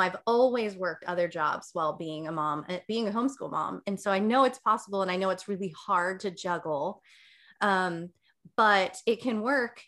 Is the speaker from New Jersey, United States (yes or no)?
yes; New Jersey, United States; I grew up in New Jersey